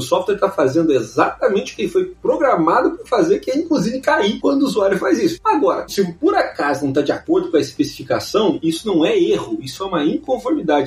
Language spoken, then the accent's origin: Portuguese; Brazil; nós somos brasileiros